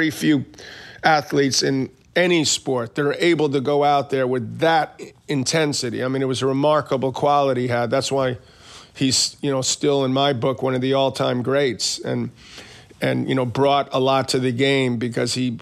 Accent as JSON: {"language": "English", "town": "New York City", "region": "New York", "country": "United States", "tie": "born or raised there", "said": "I grew up in Queens"}